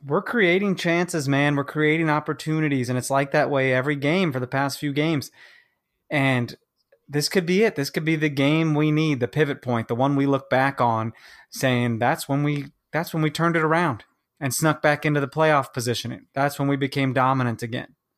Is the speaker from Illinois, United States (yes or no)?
no; Kansas, United States; moved away; also born or lived in Chicago; I'm from Kansas